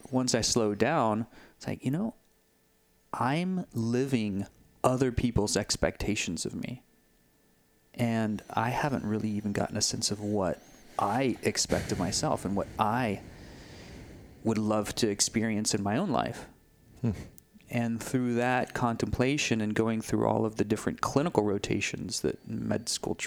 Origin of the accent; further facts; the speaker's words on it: Texas, United States; moved away as an adult; also born or lived in Denver, Colorado / Sedona; when I moved from Texas to Colorado, from Austin, San Antonio to Denver to start my medical residency